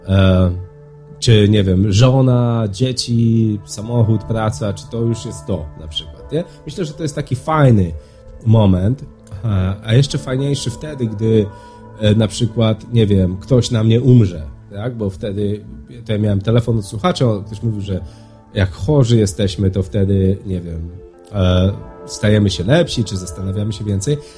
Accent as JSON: {"language": "Polish", "country": "Poland", "tie": "born or raised there", "moved": "yes", "said": "w naszej kulturze, w której ja dorastałem, czy w Polsce"}